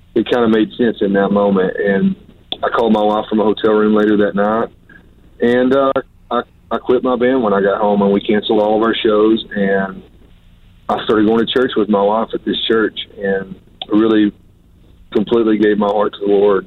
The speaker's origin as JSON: {"language": "English", "town": "Pensacola", "region": "Florida", "country": "United States", "tie": "born or raised there", "said": "I was born in Pensacola, Florida"}